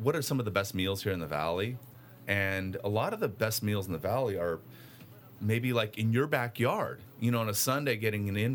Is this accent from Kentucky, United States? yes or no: no; California, United States; I'm from California